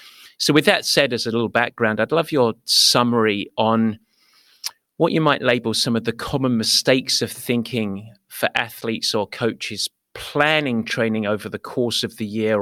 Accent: England, United Kingdom; I'm English. I like my silly sayings

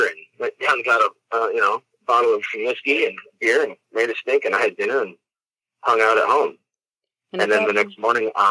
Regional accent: Eugene, Oregon, United States; Eugene's my hometown.

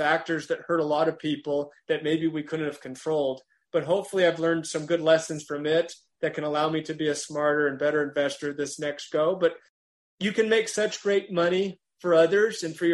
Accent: Amarillo, Texas, United States; now in Utah, United States; I grew up in Amarillo, Texas.

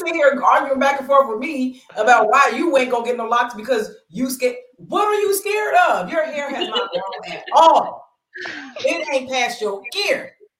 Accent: Pennsylvania, United States

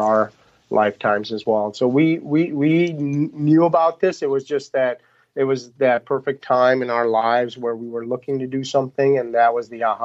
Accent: Pakistan; moved away; we're originally from Pakistan.

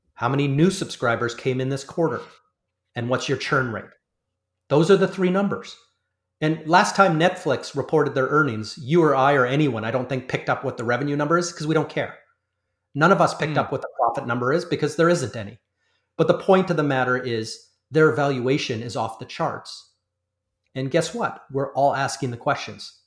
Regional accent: Canada; I'm a Canadian

